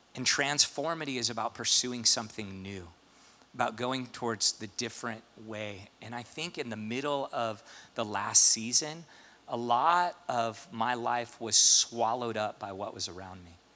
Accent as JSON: {"language": "English", "town": "St. Louis", "region": "Missouri", "country": "United States", "tie": "born or raised there", "moved": "yes", "said": "I grew up in St. Louis"}